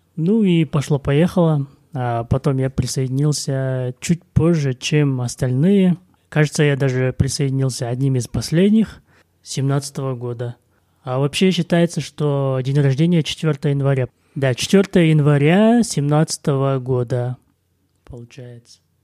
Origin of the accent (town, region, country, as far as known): Kazakhstan